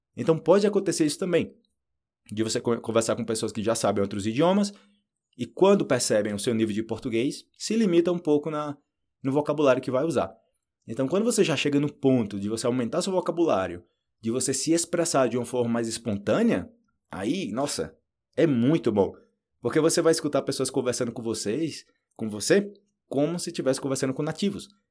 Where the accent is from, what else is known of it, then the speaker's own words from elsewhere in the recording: Brazil; moved away as an adult; also born or lived in Argentina; now in Colombia; eu falo do Brasil.